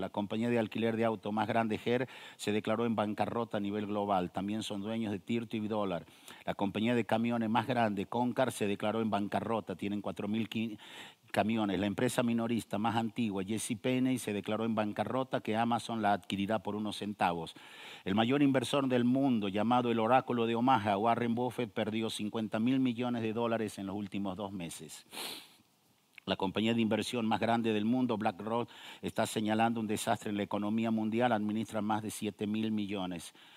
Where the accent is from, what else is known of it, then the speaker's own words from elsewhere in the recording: northern Argentina, Argentina; yo nací en el norte de Argentina